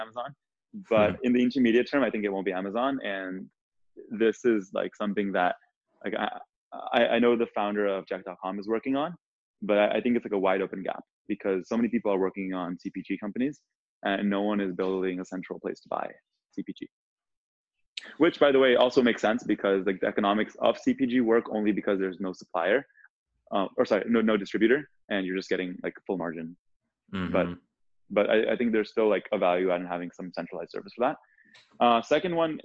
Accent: India; moved away; I was born in India

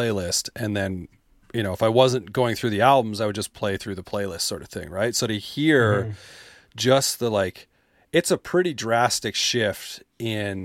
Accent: just outside Calgary, Alberta, Canada; I grew up just outside Calgary.

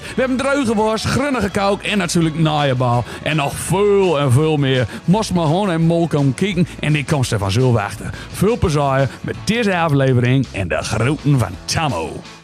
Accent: Midwolda, Groningen, Netherlands; ik ben zelf opgegroeid in Midwolda. Dat is een eh, dorpje in Oost-Groningen.

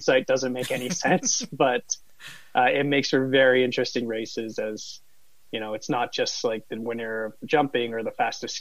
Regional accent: Calgary, Alberta, Canada; I grew up in Calgary, just about 10 minutes from Canada Olympic Park

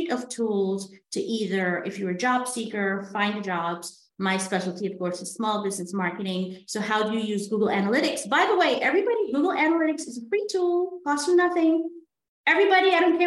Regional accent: Guyana; we're from Guyana in South America

